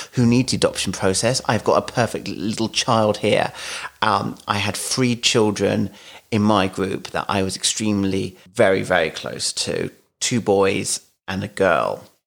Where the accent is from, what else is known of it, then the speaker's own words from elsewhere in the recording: London, United Kingdom; moved away as an adult; now in Kent, United Kingdom; I grew up in London